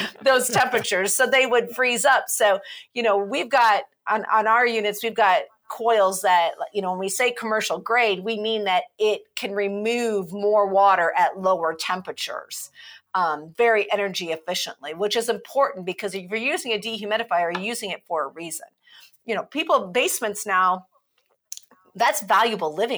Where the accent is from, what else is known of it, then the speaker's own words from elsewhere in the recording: Midwest, United States; now in Madison, United States; I remember growing up in the Midwest